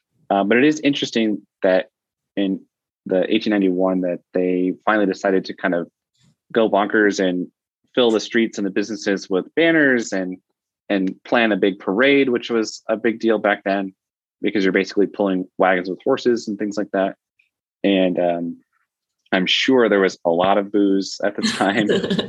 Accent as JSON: {"language": "English", "town": "Las Vegas", "region": "Nevada", "country": "United States", "tie": "born or raised there", "lives_now": "Reno, United States", "said": "So I grew up in Vegas."}